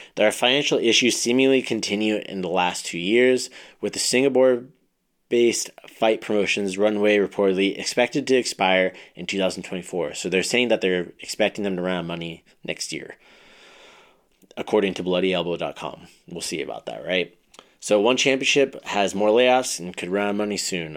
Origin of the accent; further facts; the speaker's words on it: Ventura, California, United States; I grew up in Ventura, went, it was right across the street from where I went to high school and everything too